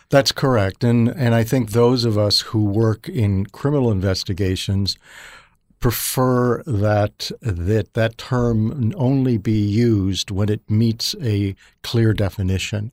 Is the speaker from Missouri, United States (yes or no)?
yes; Missouri, United States; as a child, uh, actually growing up in Missouri